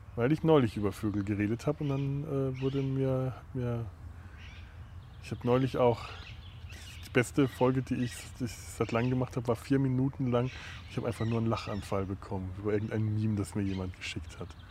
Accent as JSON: {"language": "German", "area": "Franconia", "region": "Bavaria", "country": "Germany", "said": "bei uns in Franken"}